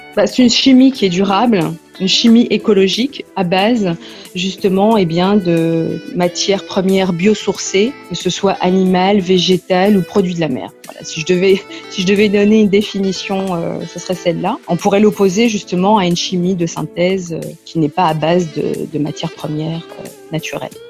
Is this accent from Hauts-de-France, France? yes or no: no; Saint-Étienne, Auvergne-Rhône-Alpes, France; also born or lived in Lyon; je suis née en France, dans la région stéphanoise, donc une petite ville à côté de Lyon. Et mes parents sont d'origine marocaine, de la région de Meknès. Voilà. J'ai grandi euh, donc à Saint-Étienne